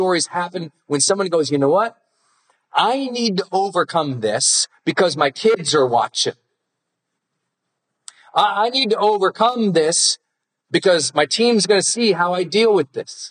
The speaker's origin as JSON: {"language": "English", "region": "Montana", "country": "United States", "said": "I'm from Montana."}